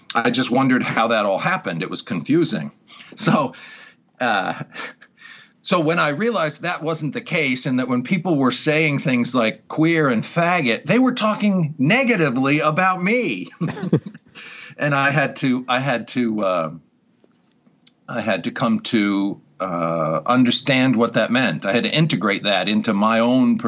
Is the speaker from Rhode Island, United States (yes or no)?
yes; Newport, Rhode Island, United States; Born and raised in that town